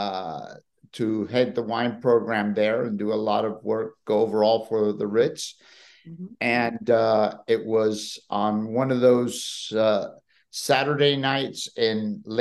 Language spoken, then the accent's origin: English; Madrid, Community of Madrid, Spain; now in California, United States; I grew up in Madrid of a Spanish mother